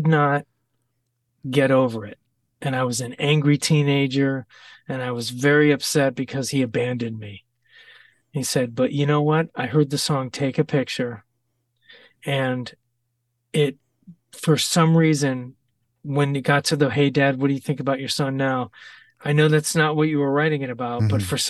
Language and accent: English; Ohio, United States; I'm from Ohio